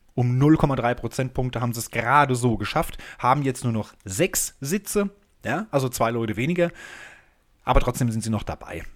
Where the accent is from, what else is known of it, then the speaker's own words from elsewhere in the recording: Germany; now in Hamburg, Germany; als Deutscher